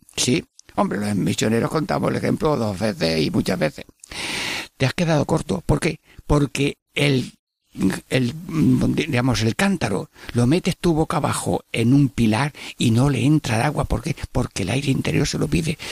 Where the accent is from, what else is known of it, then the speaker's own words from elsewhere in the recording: Jaén, Andalusia, Spain; moved away; en mi pueblo de Jaén